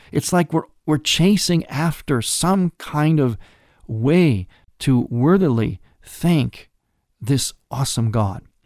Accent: Cleveland, Ohio, United States; my hometown of Cleveland, Ohio

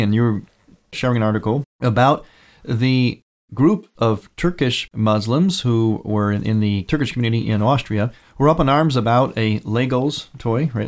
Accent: United States; growing up in America, living in America today

